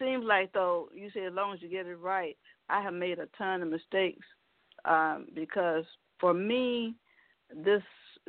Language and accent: English; Mississippi, United States; moved away; I was born in Mississippi